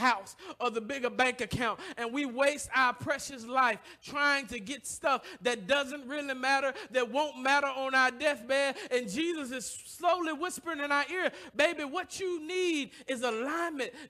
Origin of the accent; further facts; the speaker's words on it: the South, United States; now in Detroit, United States; I come from the South